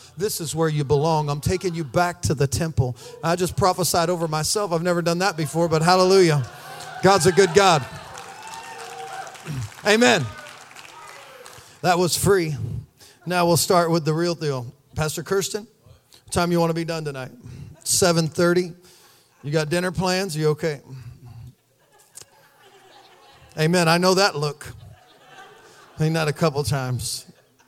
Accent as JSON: {"language": "English", "region": "Missouri", "country": "United States", "said": "We're from Missouri"}